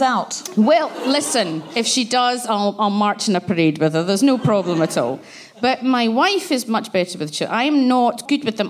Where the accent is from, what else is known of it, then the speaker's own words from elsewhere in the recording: Glasgow, Scotland, United Kingdom; I grew up in Glasgow where Section 28 and Clause 28 was about